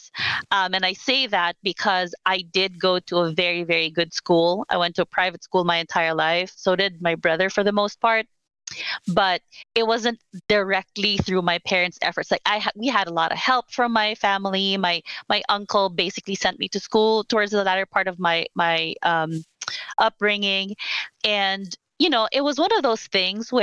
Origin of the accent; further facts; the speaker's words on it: Philippines; moved away as an adult; also born or lived in Manila; now in United States; I'm Filipina. I grew up born and raised in the Philippines. I moved to the US about 10 years ago now. In my early 30s